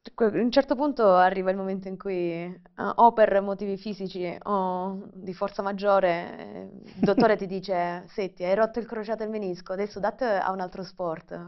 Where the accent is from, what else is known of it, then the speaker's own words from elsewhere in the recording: Brindisi, Apulia, Italy; accent: Salentino; Io sono originaria di Brindisi, non so se si sente un po' salentina